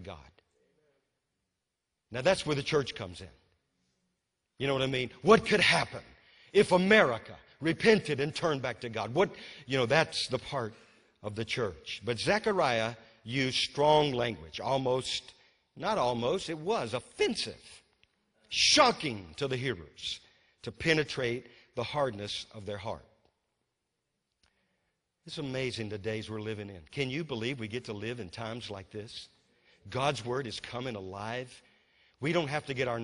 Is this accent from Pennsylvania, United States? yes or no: no; Louisiana, United States; born or raised there; now in North Carolina, United States